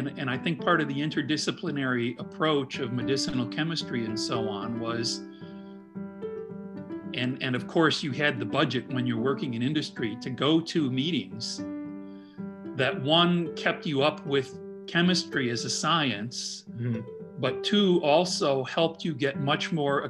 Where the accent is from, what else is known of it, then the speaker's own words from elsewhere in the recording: Midwest, United States; now in Indianapolis, United States; being a Midwesterner